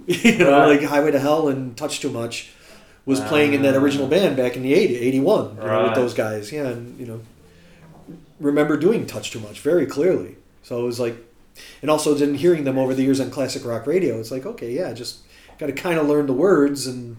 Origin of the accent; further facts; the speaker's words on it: United States; moved away as an adult; now in Shanghai, China; Wǒ shì Meiguōrén. I'm from America.